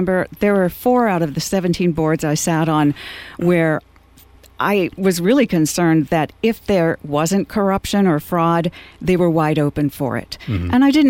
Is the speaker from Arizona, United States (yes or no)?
no; Fresno, California, United States; also born or lived in Texas / Kansas / Ohio; But I feel like I grew up in California because from the time I was 11 until I went away to college in Idaho, I lived in Fresno, California. So I call Fresno my home.